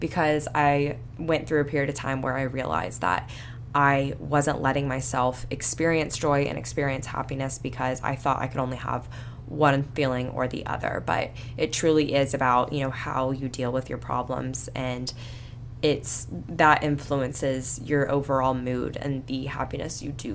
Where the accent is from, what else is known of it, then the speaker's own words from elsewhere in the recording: Panama City Beach, Florida, United States; I grew up in Panama City Beach